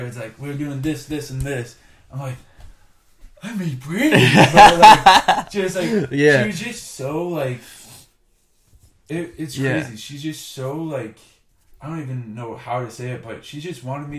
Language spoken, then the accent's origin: English; Canada; To this day, he'll still give me crap for being Canadian.